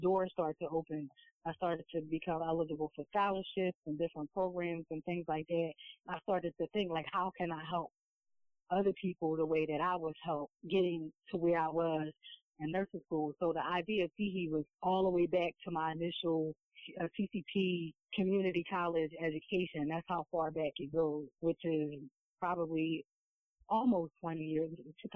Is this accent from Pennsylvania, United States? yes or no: yes; Philadelphia, Pennsylvania, United States; growing up in Philadelphia, back in the 80s and 90s